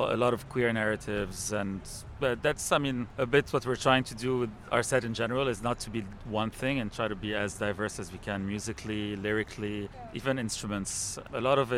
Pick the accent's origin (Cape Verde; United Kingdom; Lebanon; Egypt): Lebanon; moved away; also born or lived in Montreal / New York; we're both from Lebanon and live in Montreal and New York.